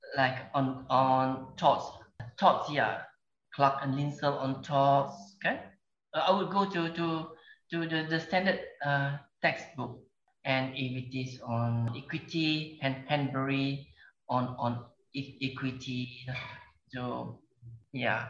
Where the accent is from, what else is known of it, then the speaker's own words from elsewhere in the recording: Gemas, Negeri Sembilan, Malaysia; also born or lived in London; my hometown in Gemas